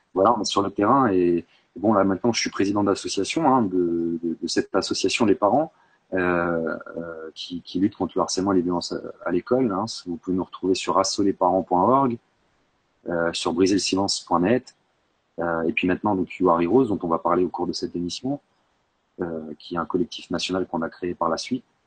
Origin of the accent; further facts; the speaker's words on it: Bourg-Saint-Maurice, Auvergne-Rhône-Alpes, France; also born or lived in Grenoble; j'étais au collège à Bourg-Saint-Maurice, même si je suis né à Grenoble. Euh, mes parents sont, sont, venus en Savoie, j'avais 7 ans